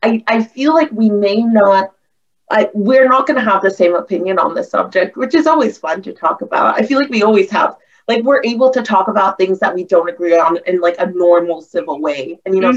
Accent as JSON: {"language": "English", "region": "the South", "country": "United States", "tie": "born or raised there", "said": "I grew up in the South"}